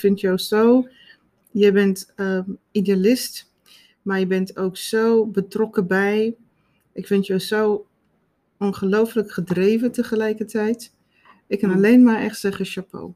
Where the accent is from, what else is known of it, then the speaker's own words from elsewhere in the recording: South Africa; now in Netherlands; ik ben opgevoed in Zuid-Afrika